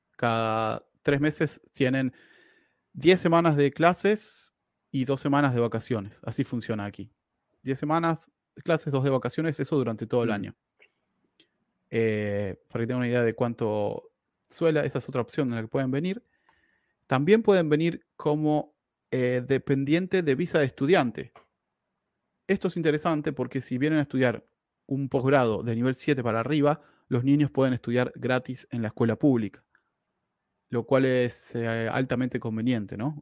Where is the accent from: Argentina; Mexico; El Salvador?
Argentina; moved away; also born or lived in Quilmes / Lima, Buenos Aires; yo soy argentino